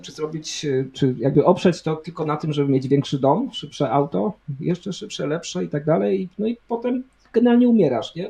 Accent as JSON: {"language": "Polish", "country": "Poland", "tie": "born or raised there", "said": "urodziliśmy się w Polsce"}